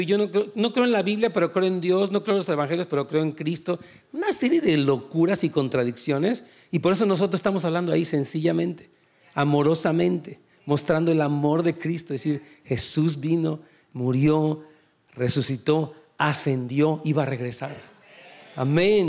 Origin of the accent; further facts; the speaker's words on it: Mexico; En México, yo soy de México